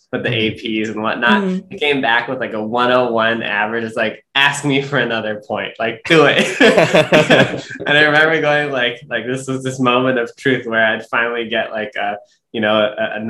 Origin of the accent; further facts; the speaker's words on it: New York City, New York, United States; I grew up in Brooklyn, New York